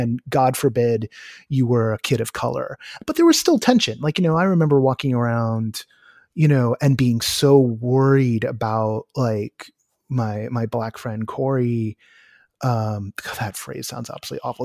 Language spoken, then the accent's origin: English; California, United States; as a Californian